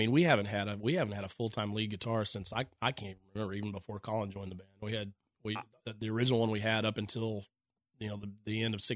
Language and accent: English; Oklahoma, United States; we were all from different parts of the state